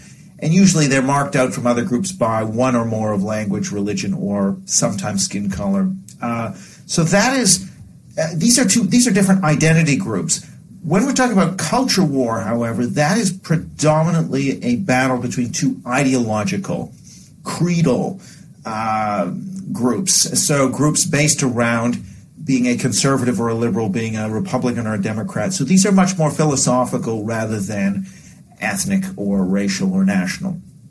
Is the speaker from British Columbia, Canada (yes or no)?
yes; Vancouver, British Columbia, Canada; Then growing up in Vancouver, like a number of places in North America where you had a quite rapid ethnic change in the sort of 80s, 90s, so on